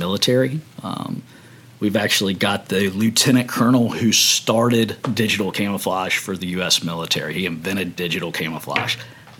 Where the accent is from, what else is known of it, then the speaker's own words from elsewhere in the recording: Virginia, United States; moved away as an adult; also born or lived in Montana; now in Savannah, United States; Born and raised in Virginia. Went to college at the University of Montana, and currently reside in Savannah, Georgia.